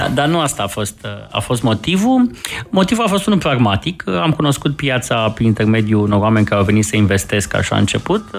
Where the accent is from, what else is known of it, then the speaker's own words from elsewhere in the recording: Romania; suntem români